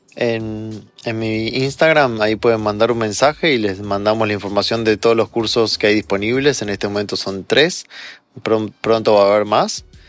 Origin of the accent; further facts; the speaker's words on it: Argentina; moved away as an adult; also born or lived in Chile; now in Mexico; nací en Argentina, luego viví un año en Chile y de ahí nos vinimos a México con mi esposa y mi hijo